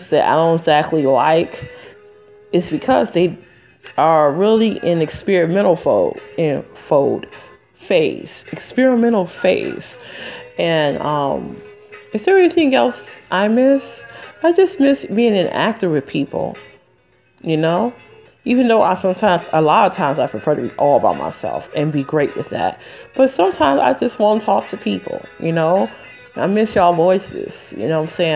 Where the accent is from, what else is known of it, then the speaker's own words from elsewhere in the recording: Michigan, United States; now in New Jersey, United States; I'm from Michigan originally, but I live in New Jersey